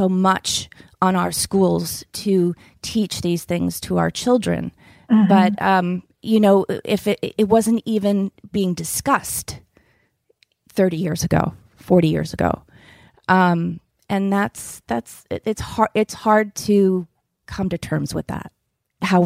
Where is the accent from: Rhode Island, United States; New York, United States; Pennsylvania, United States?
Rhode Island, United States; East Greenwich; I grew up in East Greenwich, Rhode Island